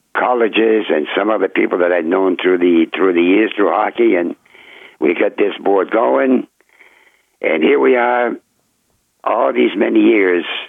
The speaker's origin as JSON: {"language": "English", "town": "Berlin", "region": "New Hampshire", "country": "United States", "tie": "born or raised there", "said": "Berlin, my hometown"}